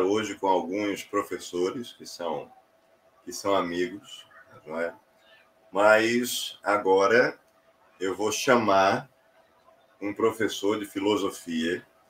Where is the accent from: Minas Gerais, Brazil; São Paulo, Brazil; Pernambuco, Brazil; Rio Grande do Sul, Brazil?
Pernambuco, Brazil; Olinda; Eu nasci no sábado de carnaval, no Tricentenário, que é um hospital que tem em Olinda